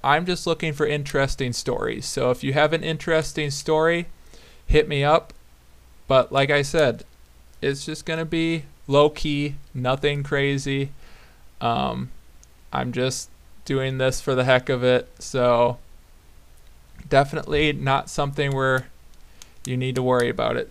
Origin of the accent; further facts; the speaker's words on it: Black Earth, Wisconsin, United States; I grew up in Black Earth, Wisconsin